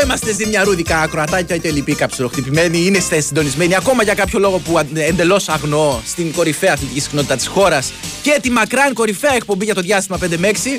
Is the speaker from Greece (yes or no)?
yes; Mylopotamos, Crete, Greece; στο χωριό μου στις αλόιδες του Μιλοποτάμου